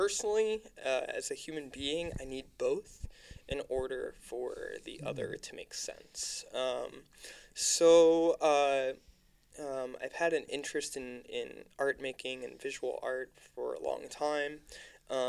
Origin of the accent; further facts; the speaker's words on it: Lancaster, Pennsylvania, United States; now in Philadelphia, United States; I was artist working on a public art project in my hometown of Lancaster, Pennsylvania.